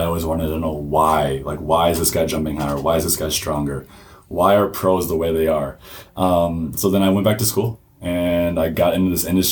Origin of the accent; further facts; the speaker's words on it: Milwaukee, Wisconsin, United States; I'm from the Milwaukee area. I went to New Berlin Eisenhower, graduated in 2012